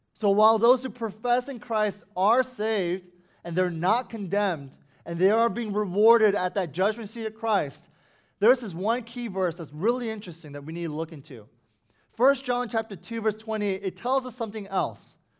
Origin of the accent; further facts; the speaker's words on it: Falls Church, Virginia, United States; I grew up in Falls Church City